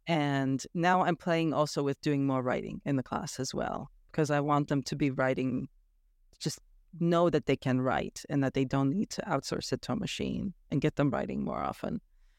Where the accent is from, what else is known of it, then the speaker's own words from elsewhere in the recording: Romania; born there; Well, I was born in Romania, and I have gone back there for visits